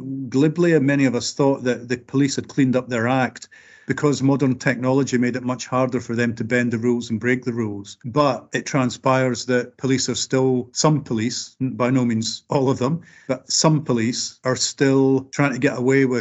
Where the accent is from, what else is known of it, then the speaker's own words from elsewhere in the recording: Scotland, United Kingdom; speaking as a working class Scot